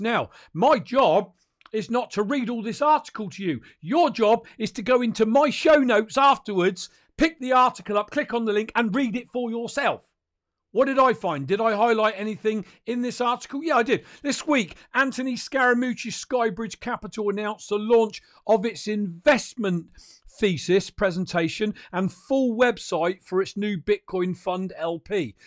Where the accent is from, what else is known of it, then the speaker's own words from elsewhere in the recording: United Kingdom; I'm a Brit as well